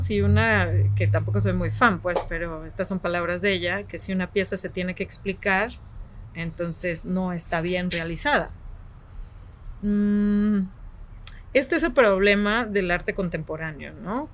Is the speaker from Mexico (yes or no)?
yes; Mexico; also born or lived in Guadalajara; soy una mujer mexicana que vive en Guadalajara